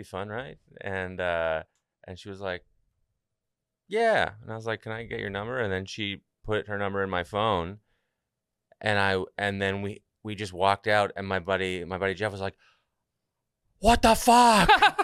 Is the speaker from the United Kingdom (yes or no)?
no; Canada; I'm from Canada, and I had to go back home for a little while.